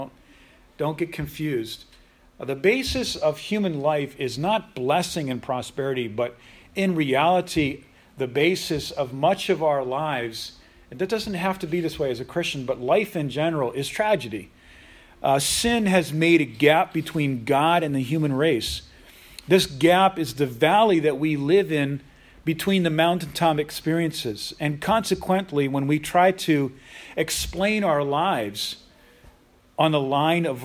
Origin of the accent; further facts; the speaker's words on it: United States; in the United States, we have an amazing country